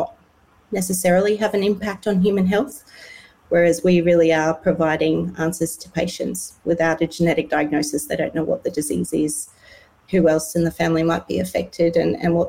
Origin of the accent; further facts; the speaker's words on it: Cape Town, Western Cape, South Africa; now in Perth, Australia; I grew up in Cape Town in South Africa